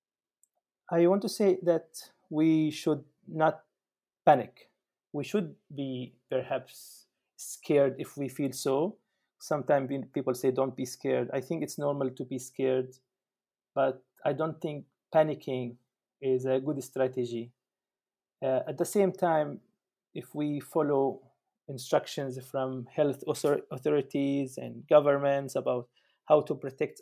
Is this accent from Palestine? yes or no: yes; Palestine; now in Germany; I am from Palestine. I am currently in Germany